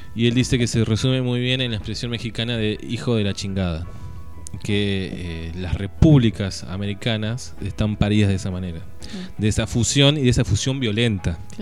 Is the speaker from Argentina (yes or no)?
yes; Argentina; somos argentinos de Jujuy a Tierra del Fuego